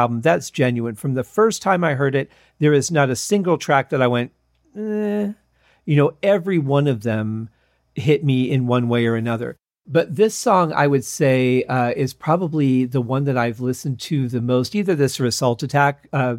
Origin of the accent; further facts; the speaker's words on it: Detroit, Michigan, United States; moved away; I was growing up in Detroit